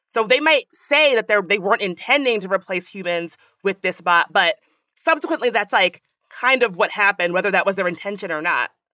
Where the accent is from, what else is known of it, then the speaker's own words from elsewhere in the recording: Washington, District of Columbia, United States; D C, hey, hey, my hometown